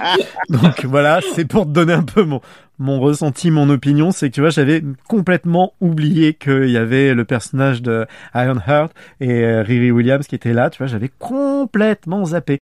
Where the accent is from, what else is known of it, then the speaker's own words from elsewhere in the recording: France; accent: French accent (in English); j'assume d'avoir un accent français